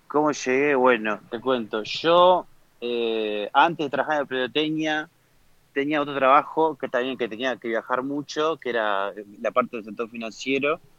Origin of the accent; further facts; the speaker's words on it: Uruguay; moved away; Uruguay me fui en el 2014, me fui de Uruguay.